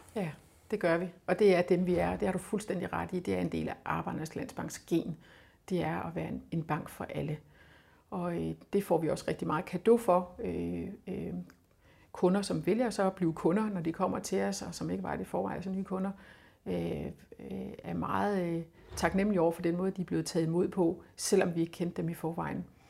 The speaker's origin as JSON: {"language": "Danish", "area": "Funen", "region": "Southern Denmark", "country": "Denmark", "said": "jeg kommer fra Fyn, og jeg stammer fra"}